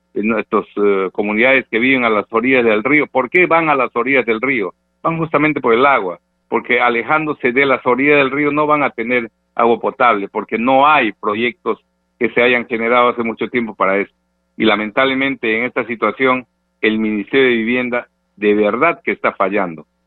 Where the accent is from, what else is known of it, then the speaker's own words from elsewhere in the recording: Peru; como peruanos de buena fe